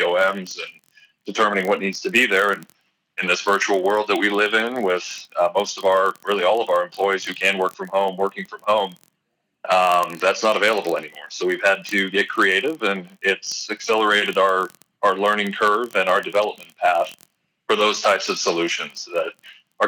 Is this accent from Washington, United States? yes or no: yes; Eastern Washington State, United States; moved away as an adult; also born or lived in Arizona / Alaska / North Dakota; I'm originally from Eastern Washington State